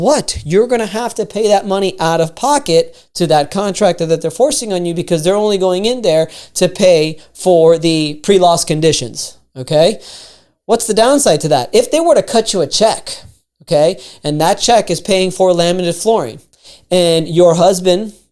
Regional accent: Miami, Florida, United States; I'm from Miami

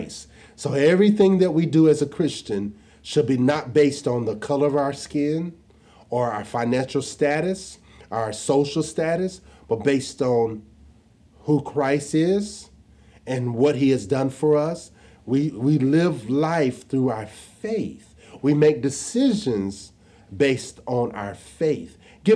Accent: Jonesboro, Arkansas, United States; I was born and raised in Jonesboro, Arkansas

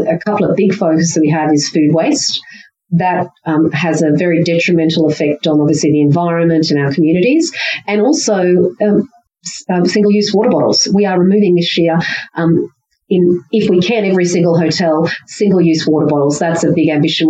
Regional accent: Queensland and far north Queensland, Australia; living and growing up in Queensland and far north Queensland

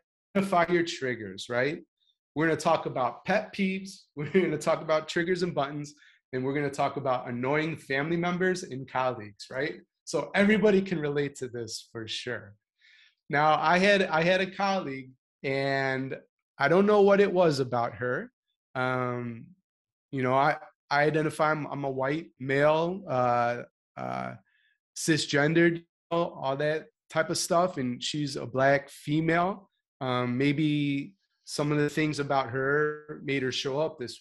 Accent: Chicago, Illinois, United States; I'm proudly from Chicago

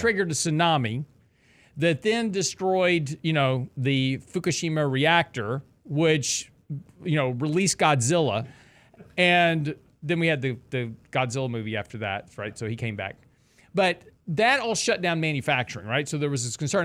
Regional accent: Lake Jackson, Texas, United States; I grew up in Lake Jackson, which was about an hour south of Houston

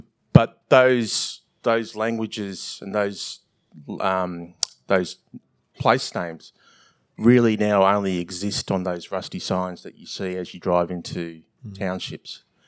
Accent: Victoria, Australia; I'm from Victoria, a place that was decimated within months and years of colonial settlement.

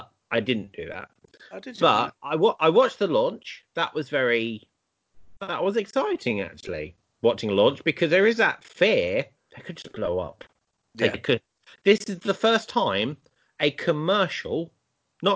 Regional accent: United Kingdom; obviously we're British

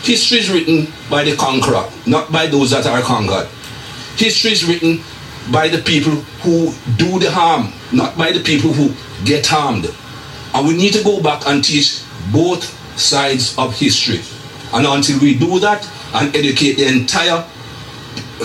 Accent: Jamaica; moved away; as a young man growing up in Jamaica

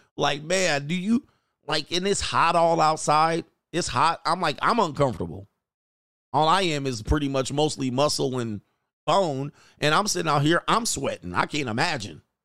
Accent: United States; also born or lived in California; I'm American.

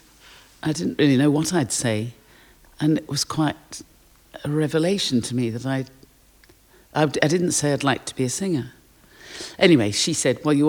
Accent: Durban, KwaZulu-Natal, South Africa; I was born in South Africa. My parents were Londoners who emigrated to Durban in South Africa after the war. And my sister and I were born there.

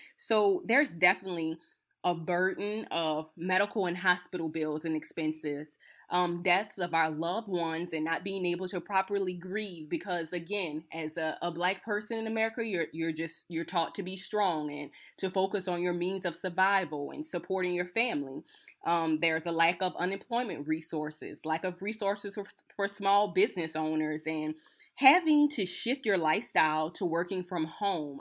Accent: Napoleonville, Louisiana, United States; I'm originally from Napoleonville, Louisiana, Assumption Parish.

